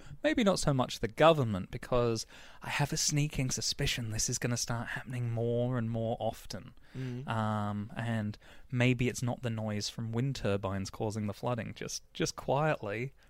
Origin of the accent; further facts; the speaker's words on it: Manchester, North West England, United Kingdom; accent: northern accent; also born or lived in Cambridge / Hertfordshire; So I was born in Cambridge and then lived in Manchester and went to school there. So my accent used to be Skeel and Book and Path and things like that, northern accent.